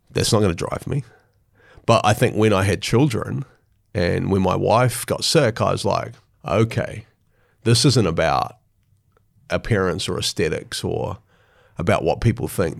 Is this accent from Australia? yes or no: no; Hastings, Hawke's Bay, New Zealand; In Hastings, yeah, in Hawke's Bay, which is sort of in the east coast of the North Island.